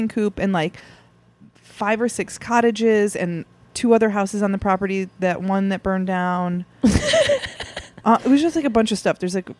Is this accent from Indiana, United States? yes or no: yes; Cedar Lake, Indiana, United States; I grew up in a little town an hour southeast of Chicago called Cedar Lake, Indiana.